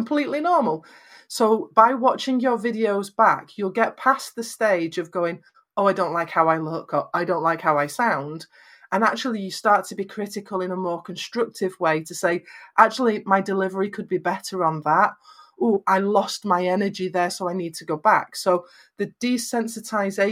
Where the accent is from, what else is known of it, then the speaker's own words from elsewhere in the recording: Lancashire, North West England, United Kingdom; I'm from Lancashire in Northwest England, so I have very flat vowels